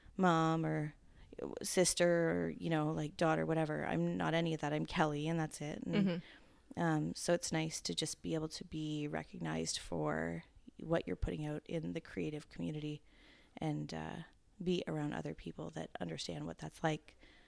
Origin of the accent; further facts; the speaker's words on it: Ontario, Canada; Ontario, Canada.